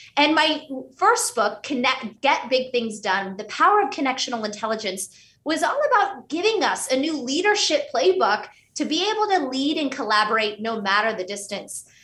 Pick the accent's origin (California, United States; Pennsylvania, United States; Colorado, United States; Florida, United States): Pennsylvania, United States; Pittsburgh; first language Hindi; English is a second language; My parents were Indian immigrants, and we grew up in Pittsburgh, Pennsylvania, which meant at home, we spoke Hindi.